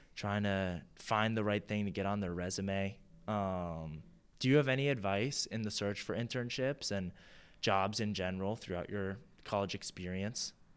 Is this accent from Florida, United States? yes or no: no; New York City, New York, United States; moved away; also born or lived in California; I grew up in New York City